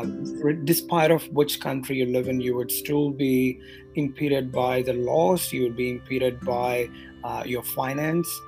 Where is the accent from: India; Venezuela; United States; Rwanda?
India; Madurai, Tamil Nadu; moved away as an adult; also born or lived in New Zealand; now in Sydney, Australia; I was born and raised in Madurai in Tamil mm-hmm. Nadu